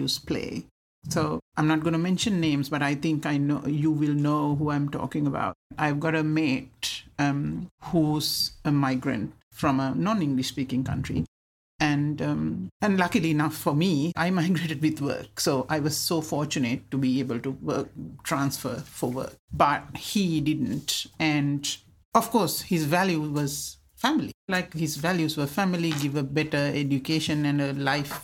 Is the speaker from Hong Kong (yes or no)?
no; Sri Lanka; first language Sinhala; English is a second language; moved away; I grew up in Sri Lanka and had a very happy childhood.